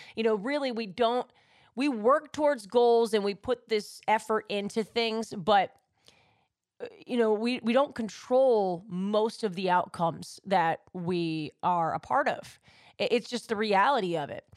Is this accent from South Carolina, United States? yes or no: no; New York, United States; love my hometown